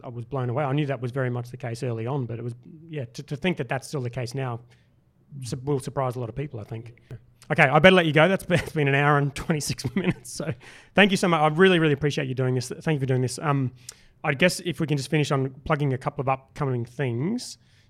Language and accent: English; Brisbane, Queensland, Australia; I grew up in Brisbane.